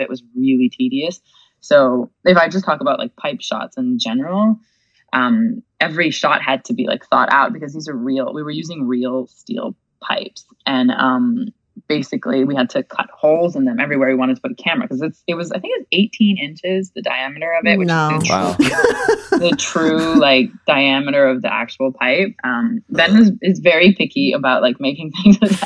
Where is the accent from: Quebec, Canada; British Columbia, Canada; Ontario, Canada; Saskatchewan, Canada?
Quebec, Canada; Quebec City; also born or lived in Montreal; I was born in Quebec City.